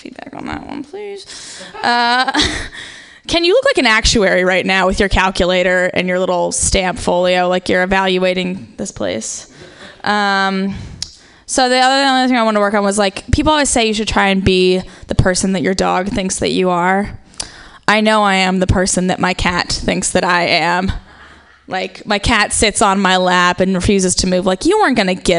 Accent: Ohio, United States; I'm actually from Ohio

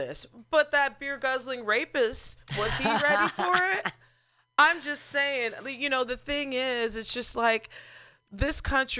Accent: Missouri, United States; I'm a Missourian

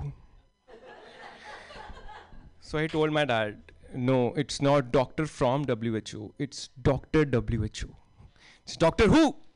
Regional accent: Delhi, India; moved away as an adult; now in United States; I am from Delhi. No, not the food joint, the city Delhi. And in Delhi, you are taught this from childhood

